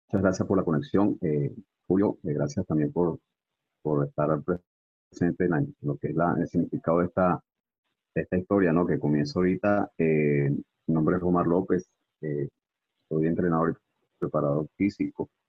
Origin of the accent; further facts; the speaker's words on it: Venezuela; now in Guatemala; Sí, correctamente, Charo, soy venezolano. Llegué a Guatemala hace dos años y medio.